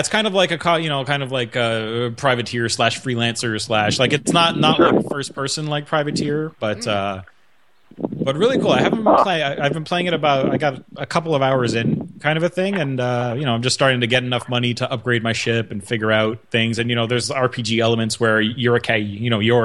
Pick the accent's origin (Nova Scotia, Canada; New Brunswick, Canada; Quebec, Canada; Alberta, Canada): Quebec, Canada; Montreal; I'm from Montreal